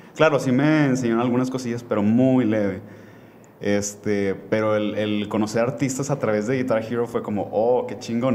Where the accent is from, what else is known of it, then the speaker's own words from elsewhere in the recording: Monterrey, Nuevo León, Mexico; nací aquí en, en Monterrey